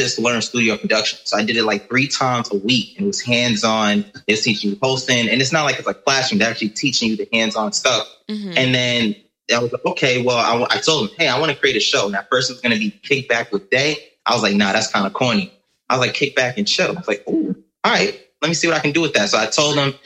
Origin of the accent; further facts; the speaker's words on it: New York City, New York, United States; I'm from New York, proud representative, born and raised. I was raised on the Lower East Side, Manhattan, New York